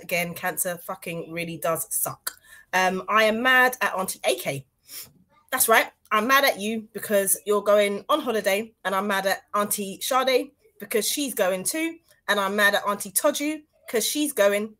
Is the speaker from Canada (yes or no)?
no; Grenada; now in United Kingdom; I'm Grenadian